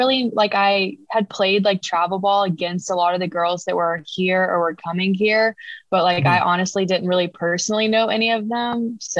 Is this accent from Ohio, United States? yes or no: no; Locust Grove, Georgia, United States; moved away as an adult; now in Atlanta, United States; I'm from Locust Grove, Georgia. I'm currently a junior here at Georgia State